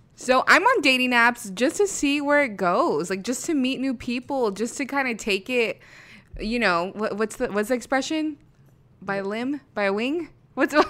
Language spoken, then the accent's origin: English; California, United States; moved away as an adult; now in Las Vegas, United States; I'm from California.